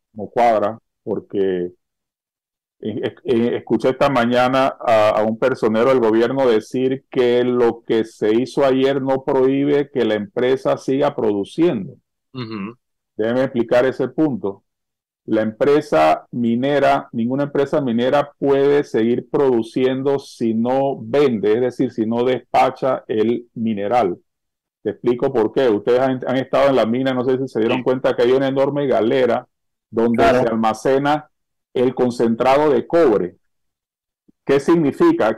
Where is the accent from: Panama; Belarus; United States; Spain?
Panama